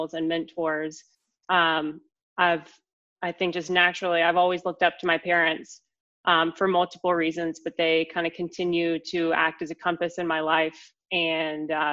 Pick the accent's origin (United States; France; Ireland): United States; Asheville, North Carolina; moved away as an adult; also born or lived in Raleigh, North Carolina; So I grew up in Asheville, North Carolina, in the mountains of our beautiful state. And I was born and raised in Asheville.